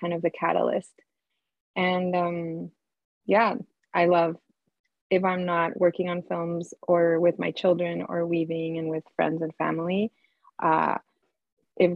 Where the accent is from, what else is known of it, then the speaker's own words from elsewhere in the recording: Colombia; moved away as an adult; now in Canada; I'm was born and raised in Colombia. And I came to Canada